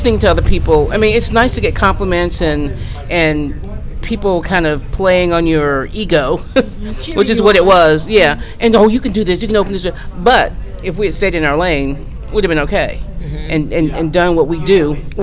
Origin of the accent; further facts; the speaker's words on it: the South, United States; I'm from the South